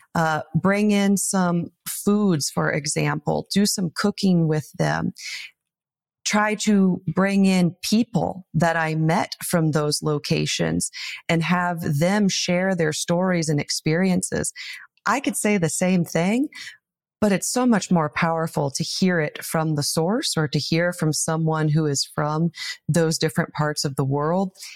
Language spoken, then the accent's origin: English; Taylor, Nebraska, United States; my hometown of Taylor, Nebraska. Population one hundred and ninety. I was born and raised here